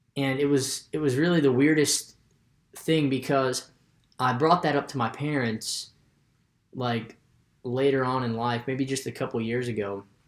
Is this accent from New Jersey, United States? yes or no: no; West Virginia, United States; I'm from West Virginia.